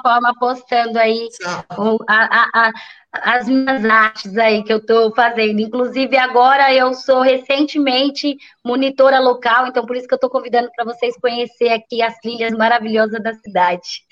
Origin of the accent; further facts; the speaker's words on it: São Paulo, Brazil; moved away as an adult; now in Bertioga, Brazil; nasci, fui criada, que é o Paraisópolis Zona Sul, que é uma também uma grande periferia lá de São Paulo também.